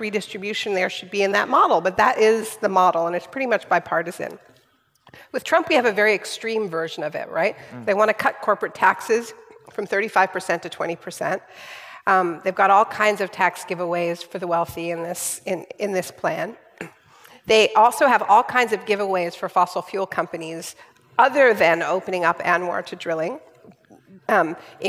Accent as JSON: {"language": "English", "country": "Canada", "said": "I'm Canadian"}